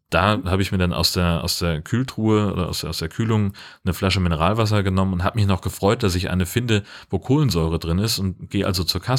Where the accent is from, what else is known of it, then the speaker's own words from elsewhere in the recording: Germany; ich komme aus Deutschland, wir mögen das.